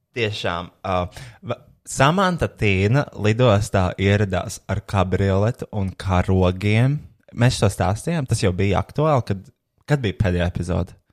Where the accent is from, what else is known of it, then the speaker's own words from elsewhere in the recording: Riga, Latvia; Esmu satura veidotājs no Rīgas.